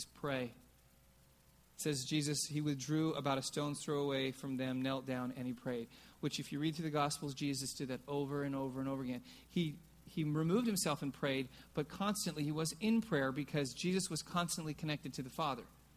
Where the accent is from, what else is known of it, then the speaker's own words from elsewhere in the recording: California, United States; also born or lived in Oregon; I was from California